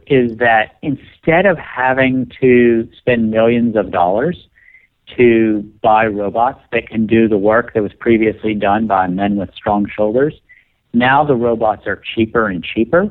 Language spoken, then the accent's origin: English; West Virginia, United States; moved away; I grew up in West Virginia